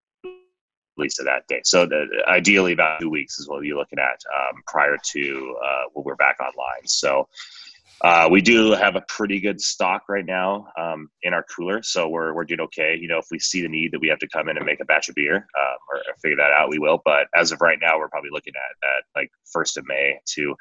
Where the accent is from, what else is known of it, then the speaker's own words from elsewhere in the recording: Washington, United States; moved away as an adult; now in Colorado, United States; I grew up in Washington State.